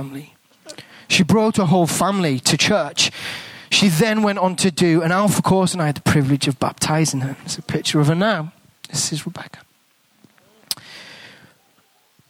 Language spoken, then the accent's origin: English; England, United Kingdom; accent: English; moved away as an adult; now in New Zealand; I've got an English accent. I'm not a Kiwi